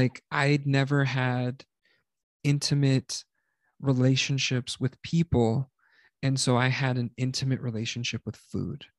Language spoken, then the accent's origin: English; South Texas, United States; we grew up in South Texas